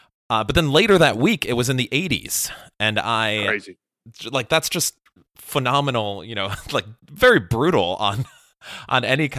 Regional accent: Chicago, Illinois, United States; moved away as an adult; also born or lived in Miami / Los Angeles; now in Austin, United States; I've lived in several different places. So I grew up in Chicago, then went to school in Miami, lived in LA, and now live in Austin.

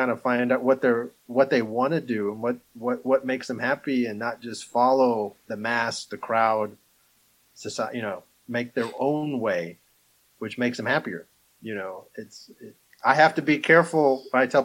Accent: Alabama, United States; You know, well, we're from Alabama.

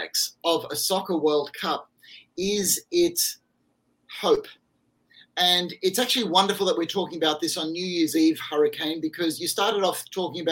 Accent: Australia; my home country

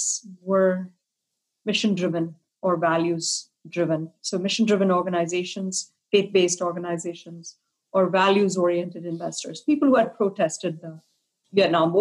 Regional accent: India; moved away as an adult; also born or lived in Kolkata, West Bengal / Delhi; I grew up in India. I'm an immigrant. I came here to go to graduate school. So I grew up in Calcutta and Delhi

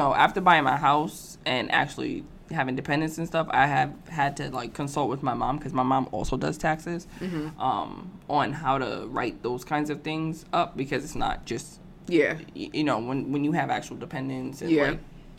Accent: New York City, New York, United States; I grew up in New York City

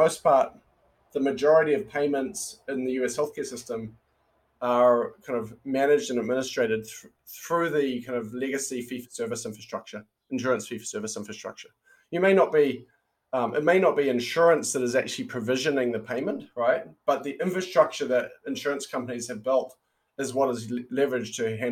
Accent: New Zealand; born or raised there; moved away as an adult; also born or lived in Silicon Valley, United States

